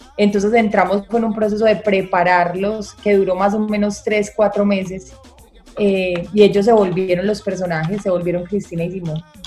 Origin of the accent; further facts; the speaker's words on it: Medellín, Antioquia, Colombia; soy de acá de Medallo, eh, nací acá, crecí acá